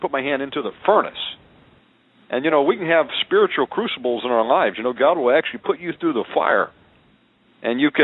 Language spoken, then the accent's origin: English; Plano, Texas, United States; moved away as an adult; also born or lived in Costa Rica; I went to high school out there in Plano